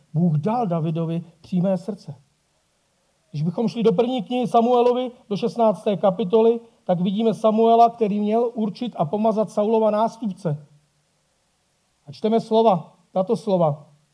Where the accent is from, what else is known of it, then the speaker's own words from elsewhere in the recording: Bohemia, Czechia; tady u nás v Čechách